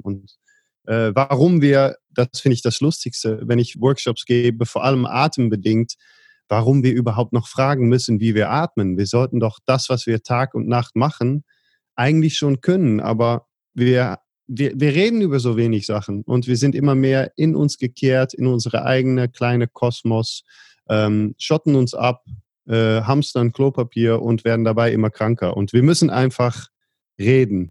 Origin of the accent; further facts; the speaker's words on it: Netherlands; Ich bin geboren in Holland